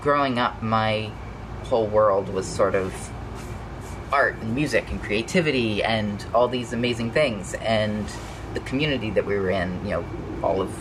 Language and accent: English; Louisville, Kentucky, United States; I grew up in in Louisville